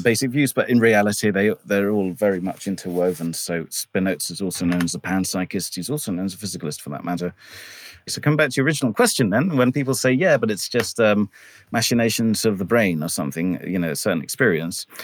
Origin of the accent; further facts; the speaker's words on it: England, United Kingdom; I was brought up here in England mostly